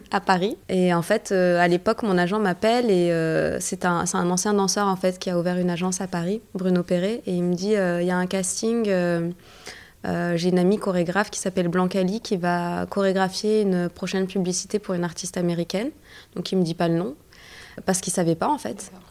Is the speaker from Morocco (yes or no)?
yes; Morocco; Non, je suis marocaine en fait.